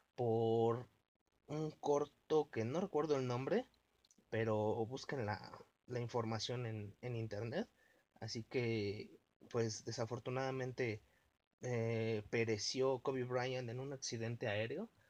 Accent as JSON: {"language": "Spanish", "country": "Mexico", "said": "los mexicanos aguantamos todo"}